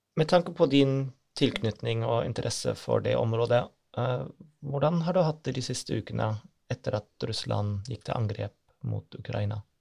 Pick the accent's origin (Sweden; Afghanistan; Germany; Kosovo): Germany; Norwegian is a second language; now in Norway; Jeg er født i Øst-Tyskland, så hjemlandet mitt fins ikke lenger